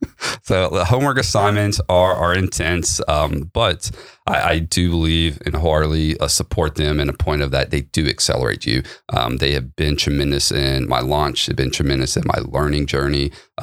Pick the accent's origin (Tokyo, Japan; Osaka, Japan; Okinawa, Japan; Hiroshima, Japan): Okinawa, Japan; also born or lived in Idaho, United States / Germany / US East Coast South; Surprisingly, yes, but even though I was born there on an Air Force base, I left as a child and moved all around the world. Mostly grew up Okinawa, Japan, Germany, and East Coast South, mostly.